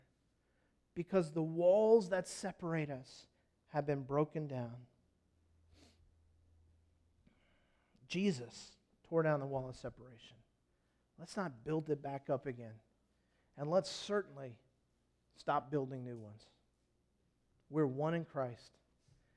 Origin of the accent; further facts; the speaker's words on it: United States; I'm an American.